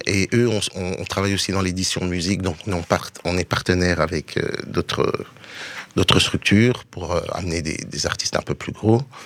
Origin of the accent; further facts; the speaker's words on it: Brussels, Brussels-Capital Region, Belgium; je suis de Bruxelles